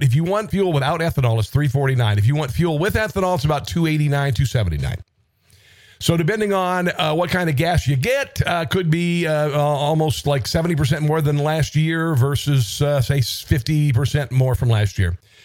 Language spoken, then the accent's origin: English; Midwest, United States; also born or lived in Washington, D.C. / Cincinnati; I'm from the Midwest